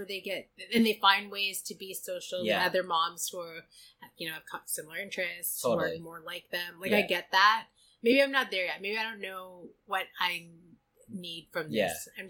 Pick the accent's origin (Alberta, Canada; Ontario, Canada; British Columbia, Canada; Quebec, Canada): British Columbia, Canada; Vancouver; I am from Vancouver.